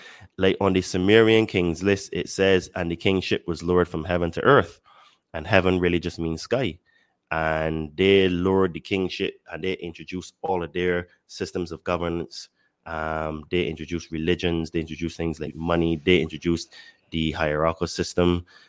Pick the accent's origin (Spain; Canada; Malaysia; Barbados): Barbados; now in Mexico; I live in Mexico, but I'm originally from Barbados.